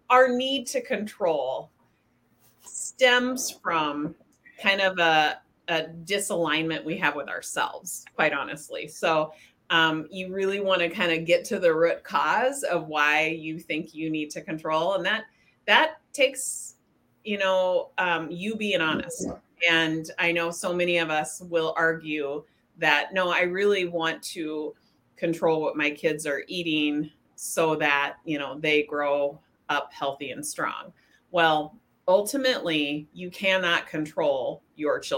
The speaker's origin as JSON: {"language": "English", "town": "Spokane", "region": "Washington", "country": "United States", "tie": "born or raised there", "moved": "yes", "said": "I was raised in Spokane, Washington"}